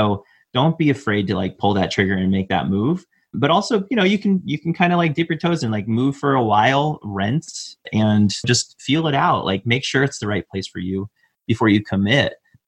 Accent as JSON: {"language": "English", "region": "Midwest", "country": "United States", "tie": "born or raised there", "said": "And that was something growing up in the Midwest that I thought was unique to the Midwest, but I don't think it is."}